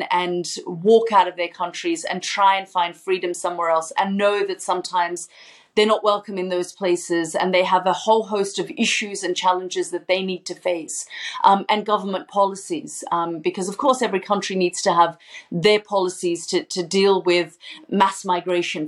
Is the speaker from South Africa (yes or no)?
no; Australia; moved away as an adult; I'm still Australian and I still travel on my Australian passport. I still very much describe myself as an Australian journalist